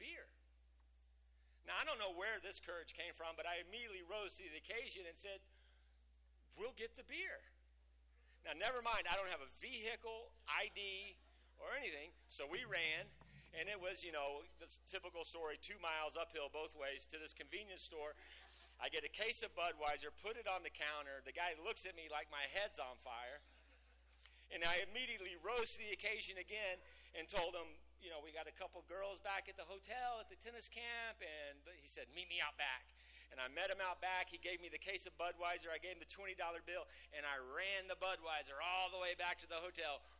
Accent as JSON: {"language": "English", "town": "Lubbock", "region": "Texas", "country": "United States", "tie": "born or raised there", "said": "I was born in Lubbock"}